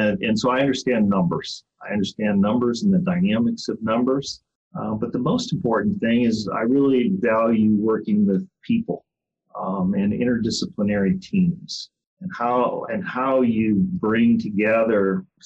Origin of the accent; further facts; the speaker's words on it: Ohio, United States; moved away as an adult; also born or lived in Ann Arbor, Michigan; now in Houston, United States; I was born in Ohio and went to the University of Cincinnati